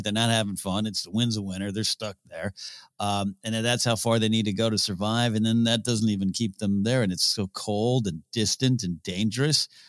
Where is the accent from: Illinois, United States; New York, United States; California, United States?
California, United States; Pismo Beach; I grew up in Visible Beach, Cal, California